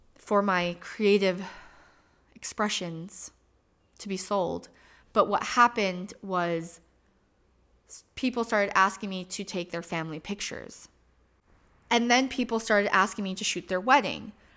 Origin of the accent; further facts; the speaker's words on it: Michigan, United States; moved away as an adult; now in Phoenix, United States; I was raised in Michigan.